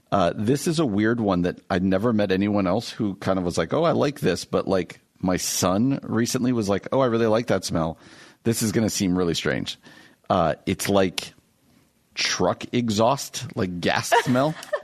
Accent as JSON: {"language": "English", "region": "New Jersey", "country": "United States", "tie": "born or raised there", "moved": "as an adult", "said": "where I grew up in New Jersey, the house I grew up in, had a very distinct smell to me"}